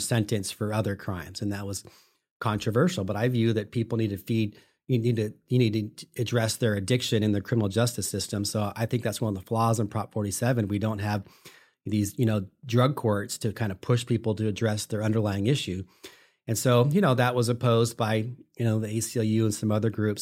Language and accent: English; Sacramento, California, United States; I'm from Sacramento. I grew up here